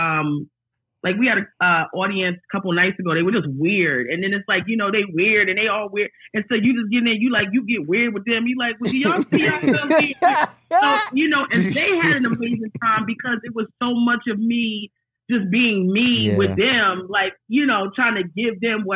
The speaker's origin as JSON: {"language": "English", "town": "Aberdeen", "region": "Maryland", "country": "United States", "tie": "born or raised there", "also_born_or_lived": "Los Angeles", "moved": "yes", "said": "I'm not from LA. I'm from Maryland, actually."}